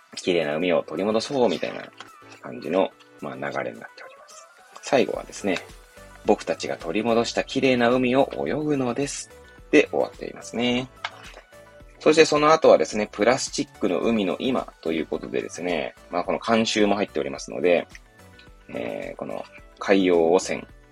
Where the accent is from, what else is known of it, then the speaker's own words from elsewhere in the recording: Hachioji, Tokyo, Japan; 東京の八王子っていう、まあ、多摩地区っていうね、ちょっと外れの方にある、まあ、八王子で生まれ育った